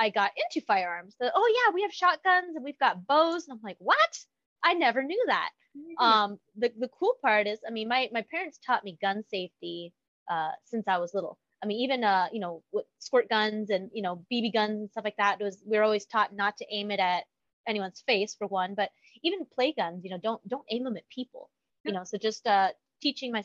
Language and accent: English; Oro Valley, Arizona, United States; born or raised there